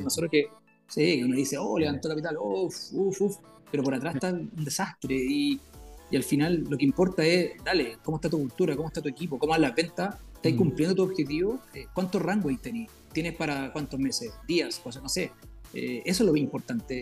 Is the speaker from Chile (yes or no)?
yes; southern Chile, Chile; moved away as an adult; now in Santiago, Chile; yo soy del sur de Chile, de Santiago. Vivo a, estuve toda mi, época de colegio de región, así que estuve allá hasta los 18 años.